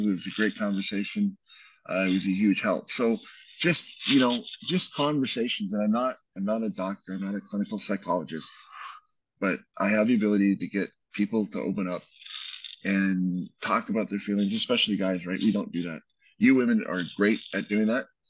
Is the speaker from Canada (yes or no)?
yes; Canada; now in United States; we're both Canadian